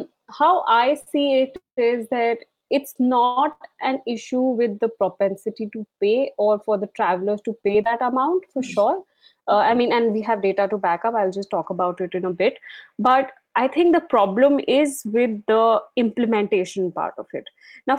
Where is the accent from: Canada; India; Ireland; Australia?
India; Darjeeling, West Bengal; I'm being from Darjeeling, you know how things have changed over time, and definitely overcrowding is an issue here.